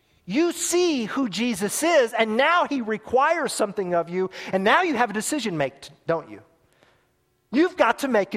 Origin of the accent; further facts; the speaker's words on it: United States; as an American in an America that's a superpower in the world